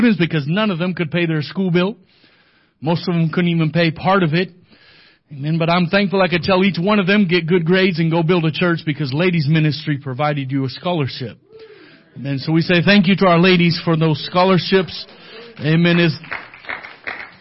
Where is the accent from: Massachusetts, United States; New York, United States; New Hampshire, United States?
New Hampshire, United States; moved away as an adult; also born or lived in Louisiana; now in Bolivia; I was born and raised in New Hampshire